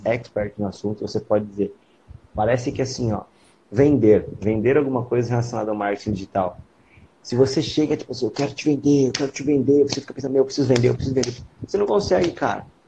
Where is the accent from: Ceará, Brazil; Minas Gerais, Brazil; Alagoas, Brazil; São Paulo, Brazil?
São Paulo, Brazil; now in Santa Catarina, Brazil; quando eu era moleque, eu morava em São Paulo, os meus pais faziam feira